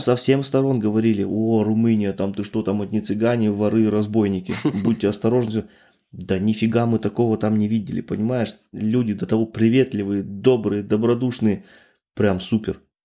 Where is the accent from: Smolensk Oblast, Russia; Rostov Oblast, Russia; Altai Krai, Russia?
Altai Krai, Russia; now in Germany; Я родом с Алтайского края, да, с России